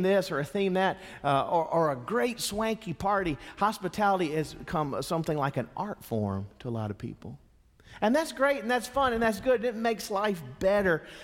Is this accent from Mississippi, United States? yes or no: yes; Mississippi, United States; Not only am I a Southerner, I'm a Mississippian.